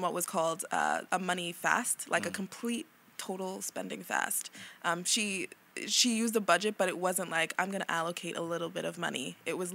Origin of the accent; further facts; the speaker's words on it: New York City, New York, United States; I'm from Brooklyn